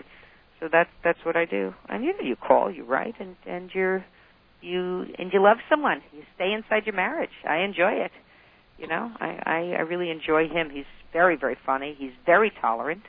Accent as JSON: {"language": "English", "town": "Scarsdale", "region": "New York", "country": "United States", "tie": "born or raised there", "said": "I grew up in Scarsdale"}